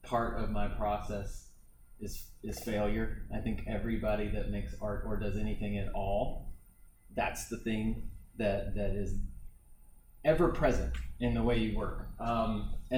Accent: Hendersonville, United States; I am from Hendersonville

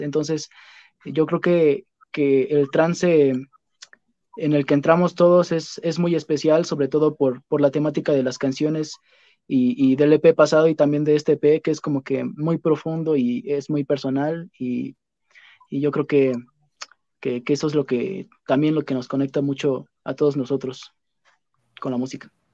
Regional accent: Mexico City, Mexico; yo soy de la Ciudad de México

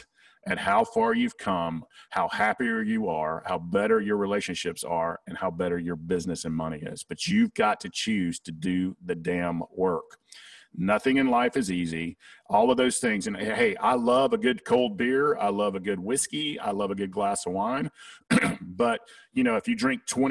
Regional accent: the South, United States; accent: Southern; my Southern accent

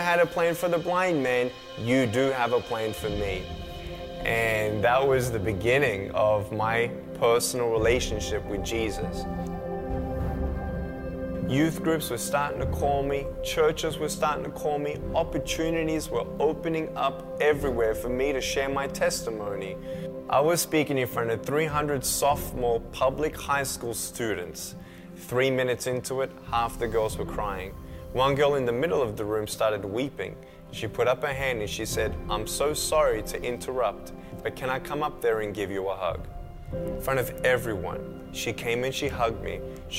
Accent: Melbourne, Victoria, Australia; I was born in Melbourne, Australia, 1982

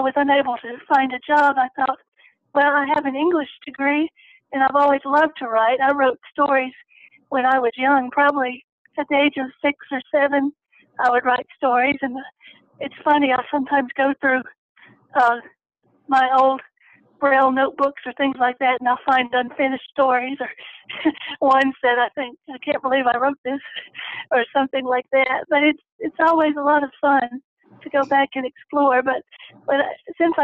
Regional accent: Tennessee, United States; I began attending the Tennessee School for the Blind when I was six. And after my elementary and high school career, I went to Middle Tennessee State University in Murfreesboro

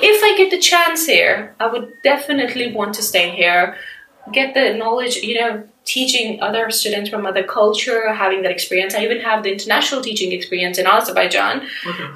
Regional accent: Pakistan; moved away as an adult; now in United Kingdom; I'm from Pakistan

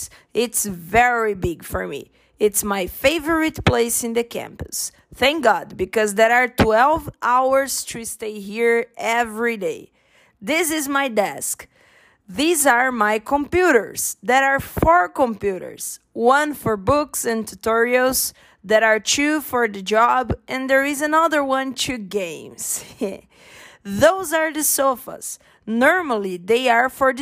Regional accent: Brazil; I'm from Brazil

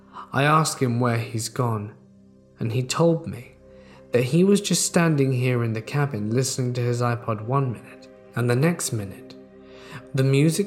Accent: Texas, United States; I'm originally from the Gulf Coast of Texas, and when I was a kid growing up there, it was very easy to go from the bustling bright lights of Houston to the dark, deserted country road in only a few minutes.

